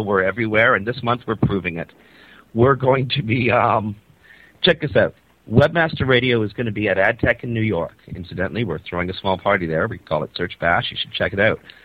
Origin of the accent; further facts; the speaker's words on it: Canada; I'm a Canadian